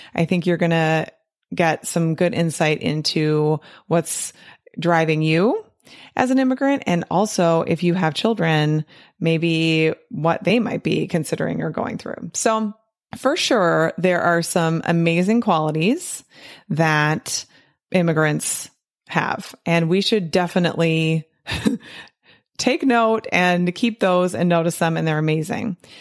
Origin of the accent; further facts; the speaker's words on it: United States; growing up in America and being a true American